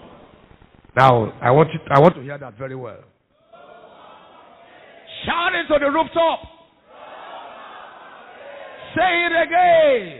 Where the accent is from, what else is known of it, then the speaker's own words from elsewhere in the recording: Nigeria; I'm proud to be a Nigerian